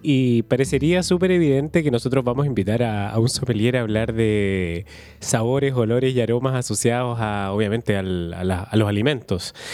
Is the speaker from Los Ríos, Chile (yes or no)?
yes; Valdivia, Los Ríos, Chile; also born or lived in Santiago; yo me crié aquí en Valdivia y mi familia es de acá y yo soy de acá.